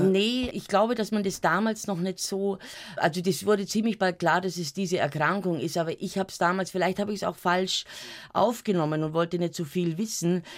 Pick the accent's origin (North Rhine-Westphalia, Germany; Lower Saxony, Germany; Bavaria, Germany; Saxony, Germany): Bavaria, Germany; Munich; Ich bin am Rand von München aufgewachsen, am Kieferngarten